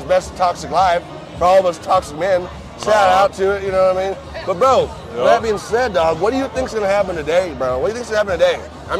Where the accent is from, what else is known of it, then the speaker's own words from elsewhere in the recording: Georgia, United States; I'm from Georgia, so it ain't nothing for me.